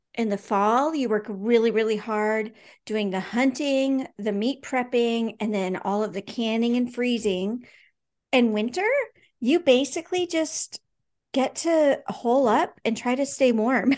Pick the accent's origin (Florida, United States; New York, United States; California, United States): California, United States; also born or lived in Anchorage, Alaska; now in Alaska, United States; I grew up in California with lots of cousins